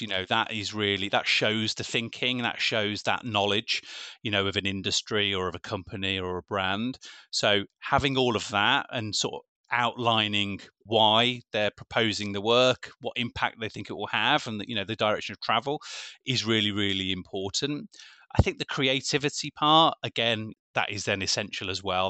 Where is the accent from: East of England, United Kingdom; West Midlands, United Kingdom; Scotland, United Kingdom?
West Midlands, United Kingdom; Birmingham; I am local, I am from Birmingham